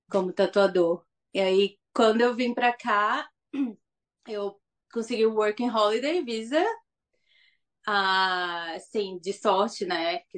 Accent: Governador Valadares, Minas Gerais, Brazil; moved away as an adult; also born or lived in Belo Horizonte / São Paulo; now in Tauranga, New Zealand; de Governador Valadares, Minas Gerais. Ah, é. Nasci lá, já morei em BH, já morei em São Paulo.

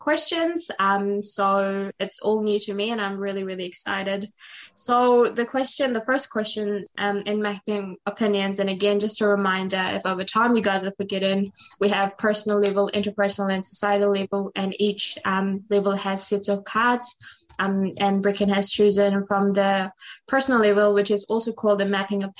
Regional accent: Fiji; now in New Zealand; I'm Fijian Indian. So when I'm on a call with people back at home in Fiji, like my community, I don't feel Fijian Indian enough just because of the number of years I've lived in New Zealand.

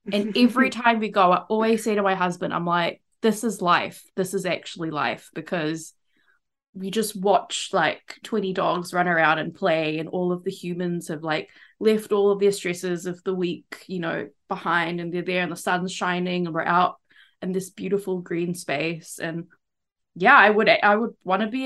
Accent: East Coast, Malaysia; so I went to school in Malaysia and I grew up on the East Coast.

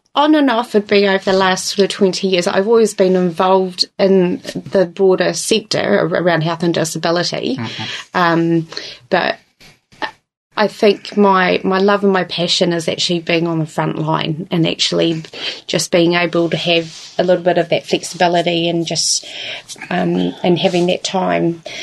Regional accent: Invercargill, Southland, New Zealand; also born or lived in Dunedin; now in Invercargill, New Zealand; I'm originally from Invercargill, um, was in Dunedin for tw- about 20 years

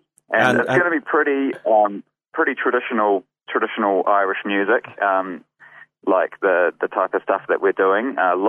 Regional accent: Wellington, New Zealand; moved away as an adult; also born or lived in Golden Bay; now in Dunedin, New Zealand; back in Wellington when I lived there. I grew up in Wellington.

